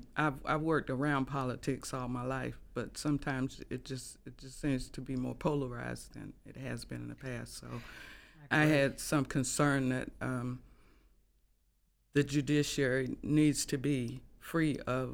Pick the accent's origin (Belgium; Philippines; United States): United States; Laurinburg, North Carolina; born there; Well, I was born in Laurinburg.